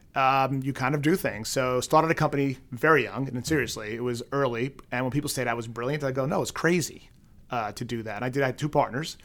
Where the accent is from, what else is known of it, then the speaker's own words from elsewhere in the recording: New York City, New York, United States; now in Boston, United States; growing up in Queens